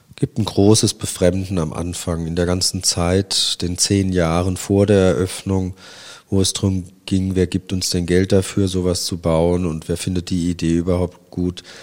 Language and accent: German; Worms, Rhineland-Palatinate, Germany; now in Kassel, Germany; meiner Heimatstadt Worms